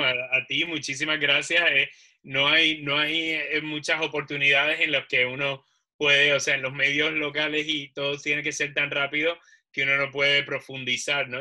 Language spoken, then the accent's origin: Spanish; Puerto Rico; yo soy de Puerto Rico